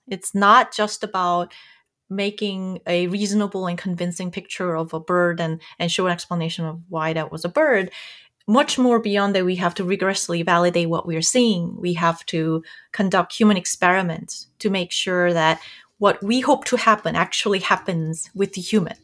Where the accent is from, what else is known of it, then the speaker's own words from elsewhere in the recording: South Korea; moved away as an adult; I grew up in South Korea.